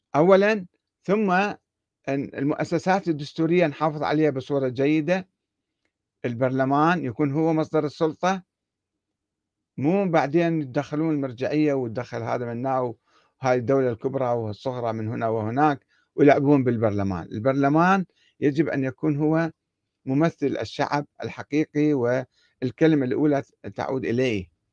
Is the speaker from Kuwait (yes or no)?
no; Iraq; احنا عندنا بالعراق